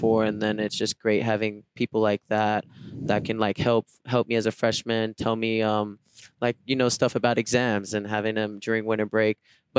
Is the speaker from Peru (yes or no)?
no; Sydney, New South Wales, Australia; And then I was born in Sydney, Australia. I'm like from Bondi area.